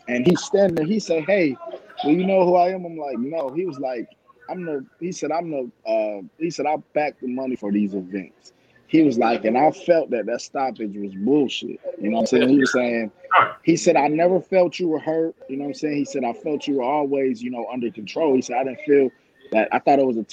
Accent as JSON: {"language": "English", "town": "Rochester", "region": "New York", "country": "United States", "also_born_or_lived": "Daytona Beach, Florida", "moved": "as an adult", "lives_now": "Atlanta, United States", "said": "I'm actually not from Georgia. I'm from New York, Rochester, New York."}